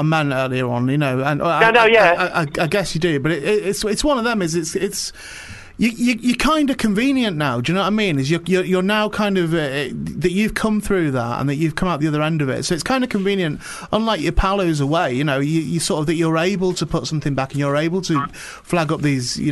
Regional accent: Warrington, North West England, United Kingdom; I'm not even from St. Helens. I mean, I'm born in Warrington

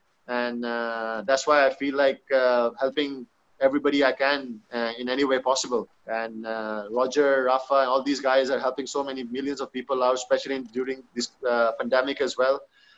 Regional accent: Pakistan; English is a second language; being a Pakistani, being a Muslim, you can't even dream of that, you know?

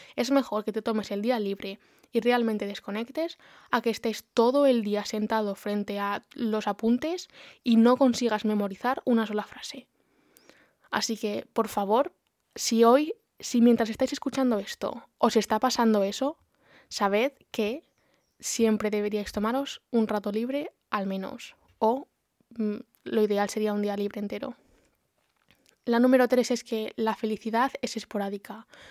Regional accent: Community of Madrid, Spain; moved away as an adult; now in Brighton, United Kingdom; soy de Madrid, la provincia, no la capital, pero bueno, cerquita y actualmente no vivo en España, vivo en Brighton

